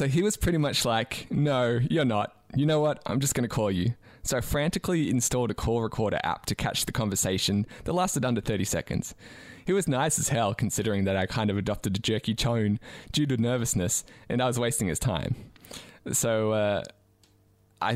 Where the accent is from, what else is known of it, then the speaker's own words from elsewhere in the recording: Australia; As an Australian